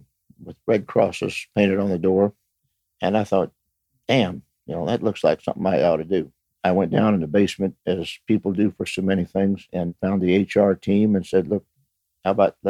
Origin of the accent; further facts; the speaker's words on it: Osprey, Florida, United States; I grew up within 10 miles of where we're sitting right now